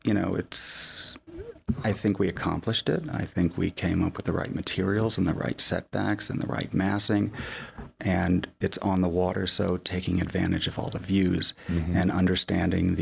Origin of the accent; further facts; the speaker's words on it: Florida, United States; now in Park City, United States; I grew up in Florida.